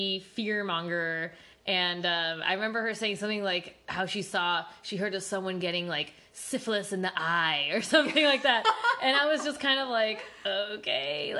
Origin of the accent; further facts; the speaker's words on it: California, United States; Growing up in California, especially for me, like I said, I went to public school.